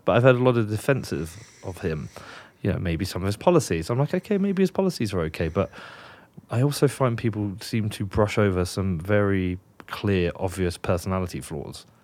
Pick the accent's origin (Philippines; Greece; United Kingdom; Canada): United Kingdom; now in Wyoming, United States; I'm British